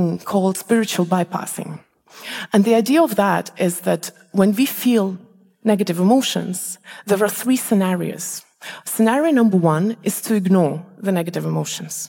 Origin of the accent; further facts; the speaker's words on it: Malaysia; moved away; also born or lived in Estonia; I come from Malaysia, we don't have seasons there. And I remember when I lived in Estonia